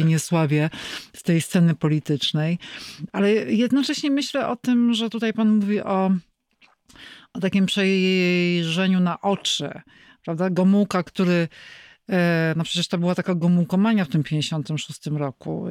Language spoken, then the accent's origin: Polish; Kraków, Lesser Poland, Poland; jako krakowianka